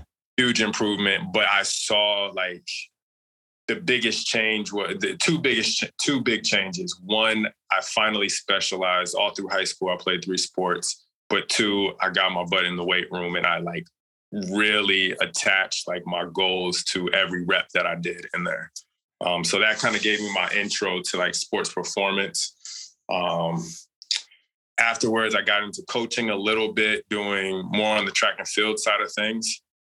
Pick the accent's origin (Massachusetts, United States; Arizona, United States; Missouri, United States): Arizona, United States; Phoenix